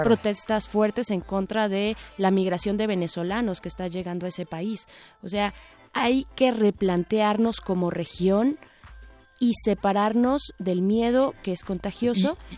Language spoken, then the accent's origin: Spanish; Mexico; como mexicanos